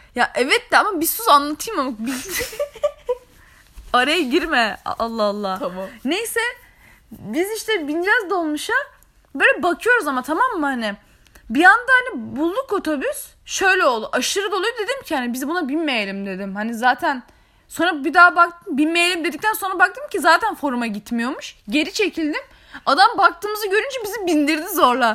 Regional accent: Araklı, Trabzon, Turkey

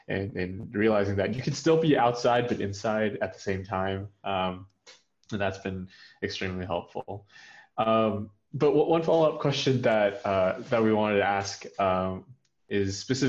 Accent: United States; moved away as an adult; now in Germany; I'm an American living in Germany temporarily for an exchange

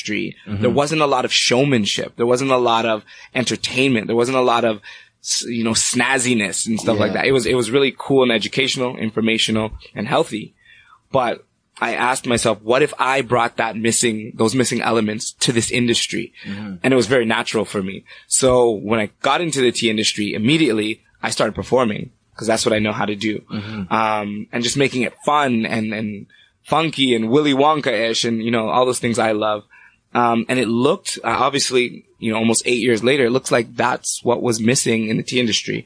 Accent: Brampton, Ontario, Canada; also born or lived in Toronto; From age two, I've been in Brampton and ever since. So I claim myself as a Brampton man.

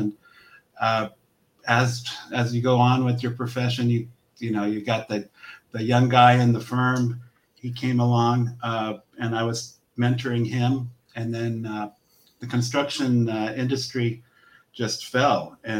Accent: Los Angeles, California, United States; Born and raised in Southern California. Grew up in San Pedro.

